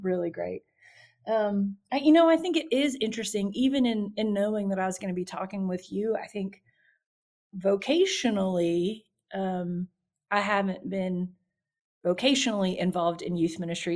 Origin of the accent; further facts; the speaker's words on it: Baton Rouge, Louisiana, United States; I grew up in Baton Rouge